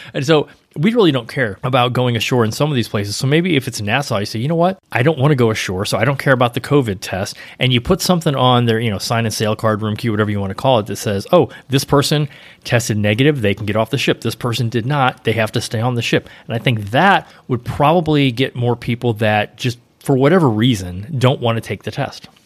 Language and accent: English; St. Louis, Missouri, United States; moved away; I grew up in Saint Louis